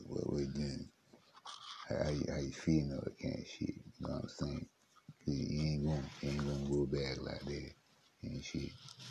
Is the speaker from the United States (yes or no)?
no; England, United Kingdom; also born or lived in Warri / Port Harcourt; Not really, I grew up in England. I went to the Niger Delta. I then moved to between Warri and Port Harcourt.